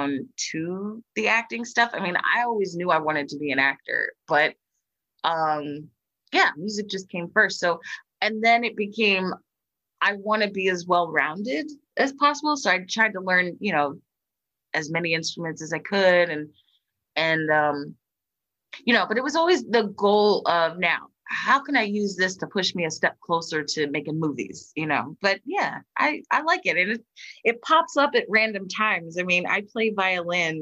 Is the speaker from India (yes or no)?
no; Philadelphia, Pennsylvania, United States; my hometown here in Philly